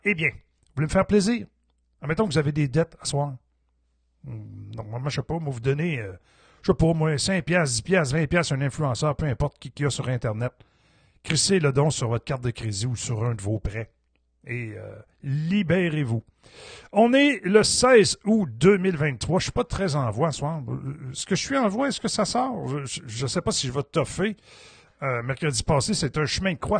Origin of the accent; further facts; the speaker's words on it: Quebec, Canada; je suis un Québécois